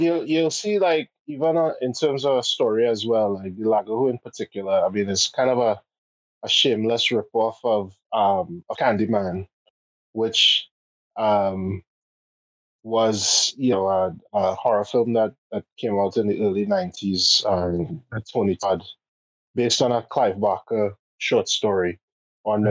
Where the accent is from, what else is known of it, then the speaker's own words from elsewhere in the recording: Port of Spain, Trinidad & Tobago; we grew up in Port of Spain, and because of that, Carnival literally would go by our our doorstep